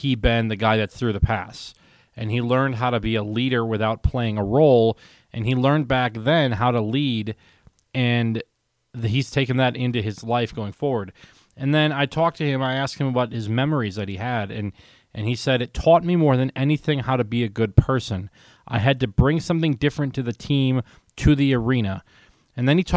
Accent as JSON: {"language": "English", "town": "Milwaukee", "region": "Wisconsin", "country": "United States", "tie": "born or raised there", "said": "I like Milwaukee. It's my hometown."}